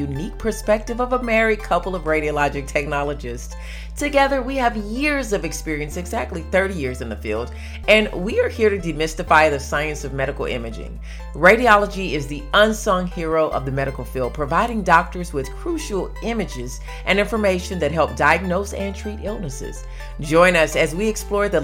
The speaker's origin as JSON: {"language": "English", "region": "the South", "country": "United States", "said": "I am from the South"}